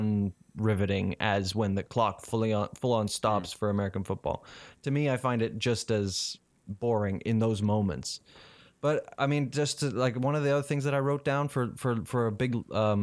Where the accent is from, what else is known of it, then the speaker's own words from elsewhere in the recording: South Africa; when I went to Twickenham Stadium in London as a South African fan to watch England play South Africa, I was sitting amongst English people